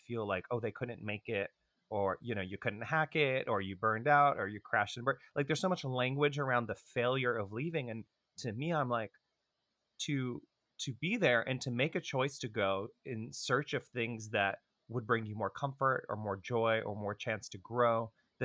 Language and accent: English; Toronto, Ontario, Canada; moved away; I grew up in Toronto in an ultra-Orthodox family